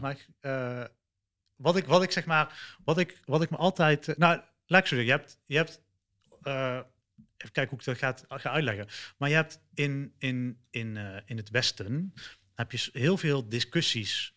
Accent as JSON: {"language": "Dutch", "town": "Eindhoven", "region": "North Brabant", "country": "Netherlands", "tie": "born or raised there", "also_born_or_lived": "Sri Lanka", "moved": "as an adult", "lives_now": "Dubai, United Arab Emirates", "said": "ik kom uit Nederland, eh, Eindhoven"}